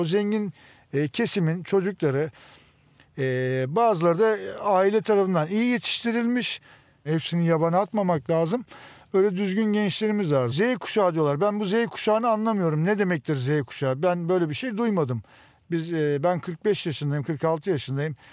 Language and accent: Turkish; Istanbul, Turkey; Doğma Büyüme İstanbulluyum.